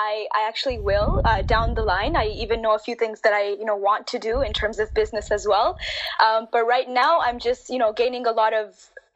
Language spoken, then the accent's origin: English; Toronto, Ontario, Canada; also born or lived in India; You know, I grew up, I was actually born in India, but I grew up in Canada, in Toronto.